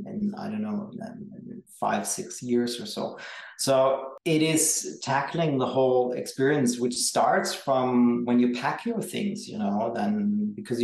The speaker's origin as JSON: {"language": "English", "region": "Berlin", "country": "Germany", "tie": "born or raised there", "said": "in my hometown, which is Berlin"}